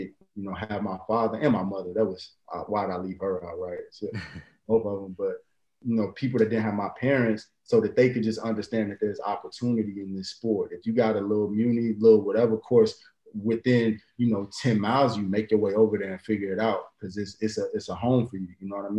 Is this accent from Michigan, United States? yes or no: no; Chicago, Illinois, United States; me growing up in Chicago